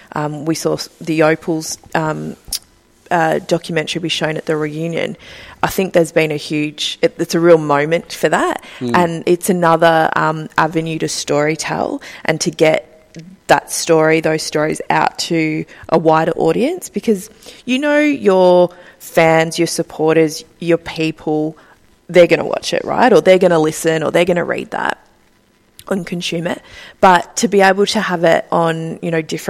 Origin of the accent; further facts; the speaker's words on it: Ballarat, Victoria, Australia; I grew up in Ballarat in regional Victoria.